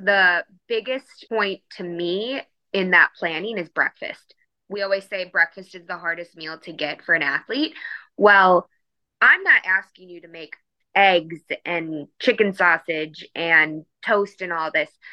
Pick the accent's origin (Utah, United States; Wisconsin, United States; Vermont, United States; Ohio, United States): Wisconsin, United States; Milwaukee; moved away as an adult; also born or lived in Fort Worth, Texas; I am originally from Milwaukee, Wisconsin